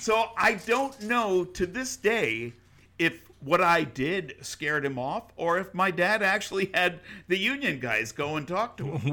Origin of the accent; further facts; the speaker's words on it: New York, United States; moved away; I grew up in New York. We didn't have flowers. You know, you, we had concrete